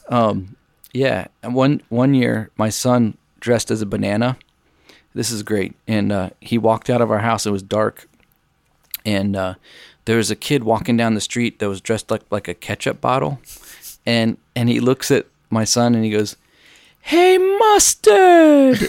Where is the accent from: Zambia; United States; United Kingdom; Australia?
United States; as an American